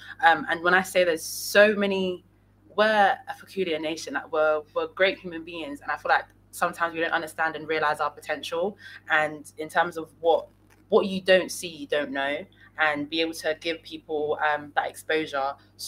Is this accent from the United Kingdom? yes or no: yes; London, United Kingdom; also born or lived in Nigeria; Obviously, I was born and raised in London, but I need to remember where I came from in terms of my roots.